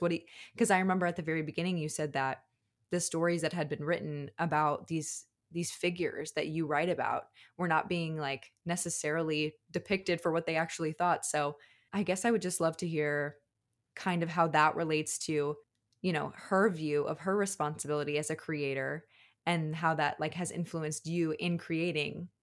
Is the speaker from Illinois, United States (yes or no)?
yes; Chicago, Illinois, United States; I'm from Chicago